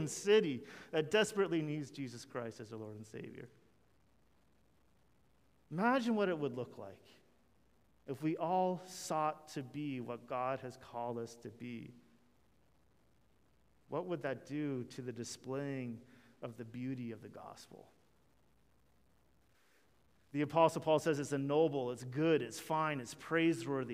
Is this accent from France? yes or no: no; Canada; we're Canadian